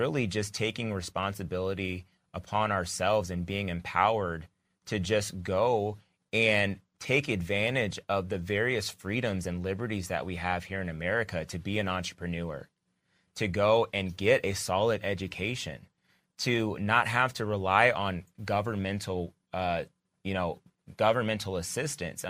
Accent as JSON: {"language": "English", "country": "United States", "said": "I'm an American."}